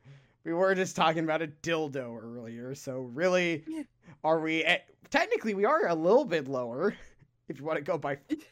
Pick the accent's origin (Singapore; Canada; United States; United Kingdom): United Kingdom; Because we're British, and so we have to say knickers.